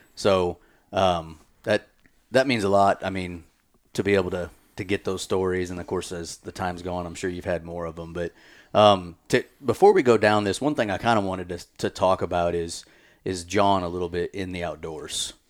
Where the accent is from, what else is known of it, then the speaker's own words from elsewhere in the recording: Kansas City, United States; I grew up in the Kansas City area